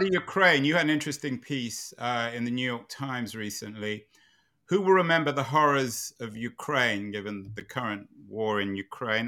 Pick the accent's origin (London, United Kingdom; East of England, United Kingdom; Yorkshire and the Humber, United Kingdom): London, United Kingdom; When I was growing up in London in the nineteen sixties and seventies